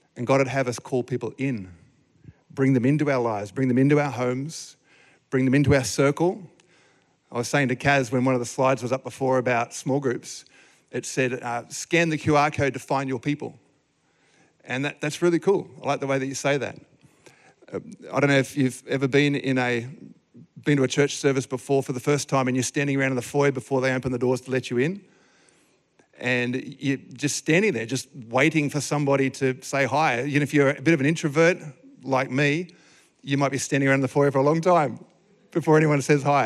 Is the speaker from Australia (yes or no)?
yes; Sydney, New South Wales, Australia; moved away as an adult; now in Gold Coast, Australia; We grew up in Sydney.